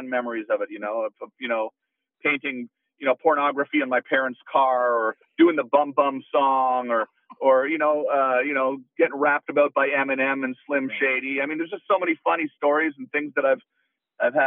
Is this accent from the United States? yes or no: no; Canada; I'm Canadian.